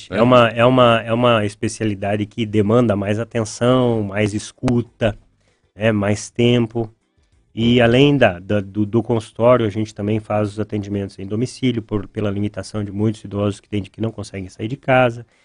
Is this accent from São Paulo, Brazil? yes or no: no; Pelotas, Rio Grande do Sul, Brazil; moved away as an adult; also born or lived in São José dos Pinhais, Brazil; now in Ponta Grossa, Brazil; Eu sou natural de Pelotas, no Rio Grande do Sul. Estou no Paraná desde 2008. Morei por nove anos e meio em São José dos Pinhais, do ladinho ali de Curitiba.